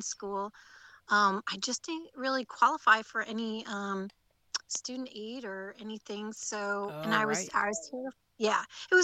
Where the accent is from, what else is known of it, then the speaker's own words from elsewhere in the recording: Rockland and Orange County, New York, United States; moved away as an adult; also born or lived in Virginia / Syracuse, New York; I grew up outside of the city, in Rockland and Orange County